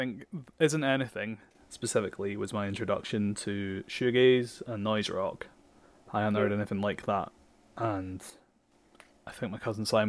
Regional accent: Edinburgh, Scotland, United Kingdom; I grew up in Edinburgh, but I'm from Portobello, which is the outskirts. So it doesn't actually feel like Edinburgh.

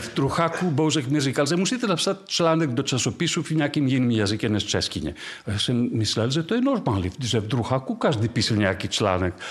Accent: Delphi, Central Greece, Greece; Czech is a second language; moved away as an adult; also born or lived in Prague / Paris; pocházím z Delf eh, v Řecku, z toho antického města s Věštírnou. A, ale to je malá vesnice dnes. Takže z té vesnice najednou já jsem byl v Praze

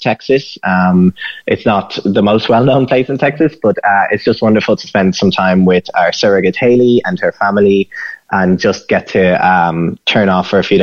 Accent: Ireland; now in United States; we're both Irish citizens

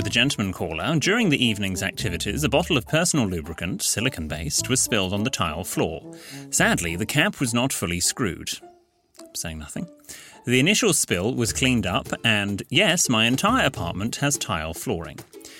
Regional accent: North West England, United Kingdom; Whereas I am from Lancashire and went to the local high school, where being posh meant you have your beer in a glass instead of a can.

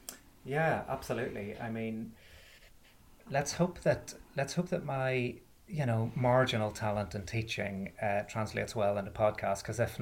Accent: Belfast, Northern Ireland, United Kingdom; moved away as an adult; I'm from Belfast, which you could possibly tell from the accent, but I haven't lived there in about 15 or 16 years, so it's mellowed a little bit.

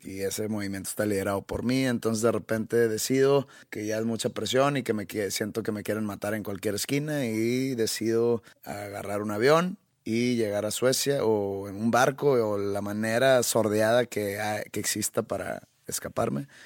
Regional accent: Mexico; Yo siendo mexicano

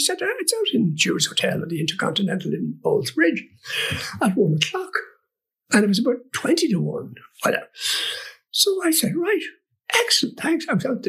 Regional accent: England, United Kingdom; I said, "But I am English."

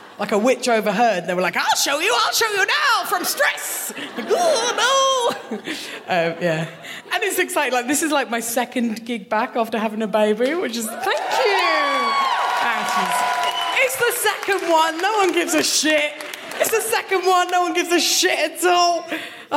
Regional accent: Kent, South East England, United Kingdom; moved away as an adult; now in Glasgow, United Kingdom; I am from Kent, the worst part of England.

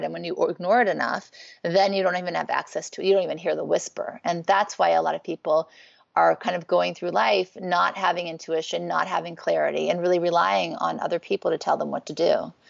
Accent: Thibodaux, Louisiana, United States; born there; also born or lived in New Orleans; I was born in Thibodaux, Louisiana. I lived in New Orleans. I was not raised in a religious home

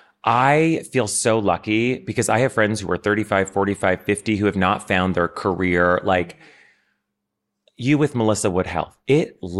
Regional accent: Ottawa, Ontario, Canada; moved away as an adult; now in New York, United States; So I grew up in Ottawa, which is the nation's capital

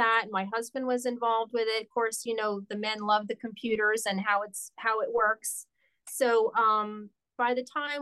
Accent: Wilkes-Barre, Pennsylvania, United States; also born or lived in Delaware; My hometown is Wilkes-Barre, Pennsylvania

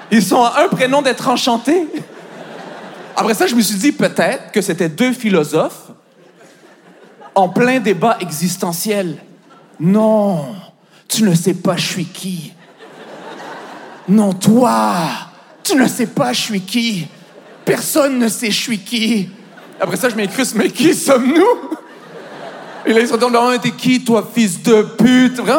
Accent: Montreal, Quebec, Canada; moved away as an adult; now in France; je viens de Montréal

